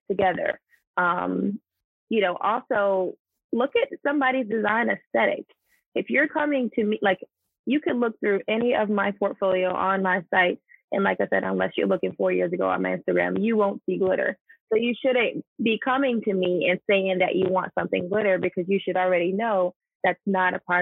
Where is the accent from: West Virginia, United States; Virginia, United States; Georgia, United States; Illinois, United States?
Georgia, United States; I'm from here. I'm from Georgia.